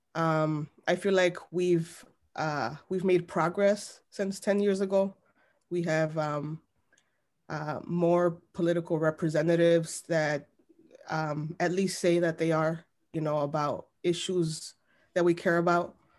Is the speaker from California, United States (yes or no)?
no; Chicago, Illinois, United States; I was born and raised in Little Village